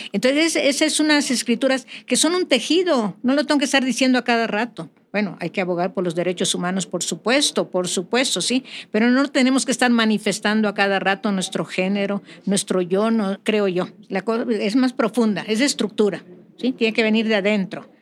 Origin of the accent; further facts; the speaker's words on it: Mérida, Yucatán, Mexico; now in California, United States; soy de Mérida, del barrio antiguo de Santiago